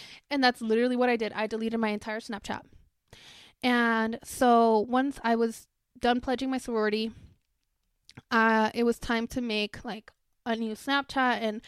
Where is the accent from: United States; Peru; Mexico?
Mexico; because I was born and raised in Mexico, and in Spanish the H is silent